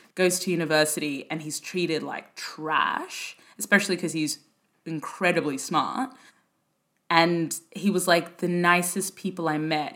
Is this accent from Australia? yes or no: yes; Brisbane, Queensland, Australia; moved away as an adult; also born or lived in Sudan; now in London, United Kingdom; I grew up in Brisbane in the 90s